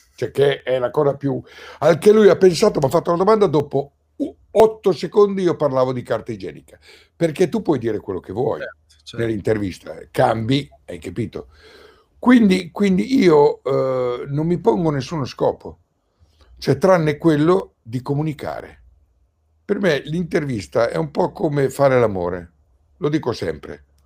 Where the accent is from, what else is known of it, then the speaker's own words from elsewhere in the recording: Pieve di Cento, Emilia-Romagna, Italy; sono rimasto nel mio paese, nella mia casa, Pieve di Cento